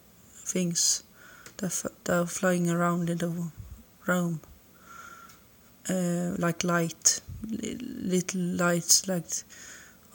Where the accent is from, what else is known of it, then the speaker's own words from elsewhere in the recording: Sweden; English is a second language; I'm from Sweden